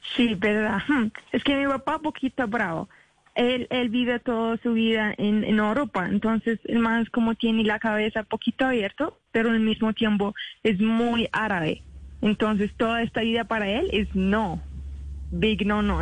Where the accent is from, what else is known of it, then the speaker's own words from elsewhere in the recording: Iraq; Spanish is a second language; also born or lived in Kuala Lumpur, Malaysia; now in Colombia; nosotros salimos de Irak así como 10 años